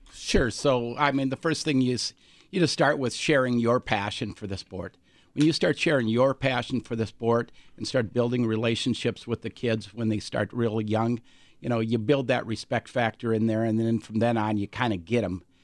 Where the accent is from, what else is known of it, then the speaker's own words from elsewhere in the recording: Alexandria, Minnesota, United States; moved away; I grew up in Alexandria, Minnesota